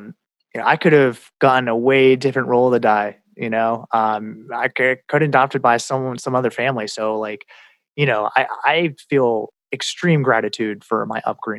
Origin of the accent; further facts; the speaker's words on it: Iowa, United States; born there; and I looked at it, and it said born Iowa, USA.